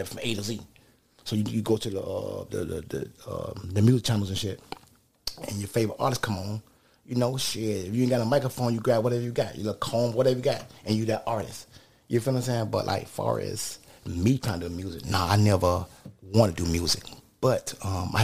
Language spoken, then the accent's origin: English; Opa-locka, Florida, United States; I'm from the Bab in Opa-locka